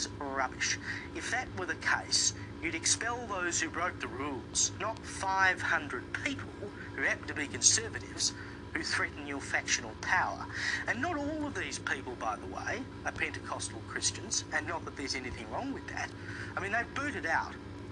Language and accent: English; South Australia, Australia; my home state of South Australia